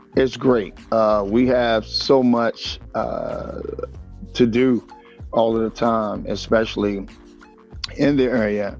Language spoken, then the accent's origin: English; Washington, District of Columbia, United States; born and raised in Washington D.C.